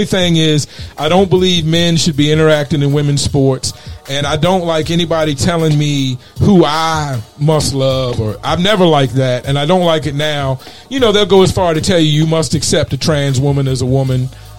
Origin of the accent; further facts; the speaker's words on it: East Coast, United States; And I think I come from the East Coast, so we didn't necessarily understand gangs at first.